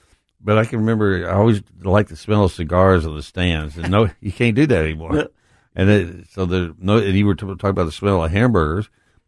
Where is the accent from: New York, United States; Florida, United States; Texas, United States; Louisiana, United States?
Texas, United States; Odessa; I tell you how far back I go. I grew up in West Texas and went to Odessa Permian, which is where Friday Night Lights, the movie.